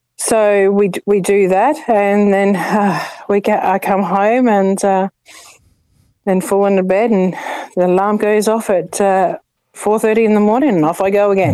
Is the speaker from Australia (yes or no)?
yes; Adelaide, South Australia, Australia; now in Ipswich, Australia; i come from Adelaide, uh, South Australia, and I grew up here